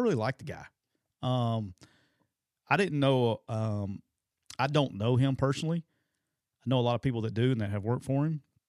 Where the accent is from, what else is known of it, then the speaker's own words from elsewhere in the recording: Alabama, United States; I'm from Alabama.